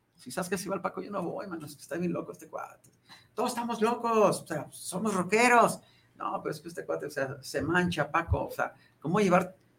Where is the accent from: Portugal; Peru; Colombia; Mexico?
Mexico; Ruiz, Nayarit; now in Guadalajara, Mexico; Yo soy de la tierra de los Coras, yo soy de Ruiz Nayarit